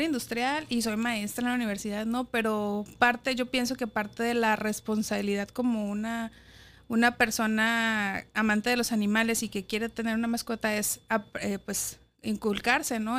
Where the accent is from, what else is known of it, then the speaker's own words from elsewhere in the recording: Guadalajara, Jalisco, Mexico; moved away as an adult; also born or lived in Mexico City; Chiquitita Guadalajara. Allá crecí, Ahí estudié en la universidad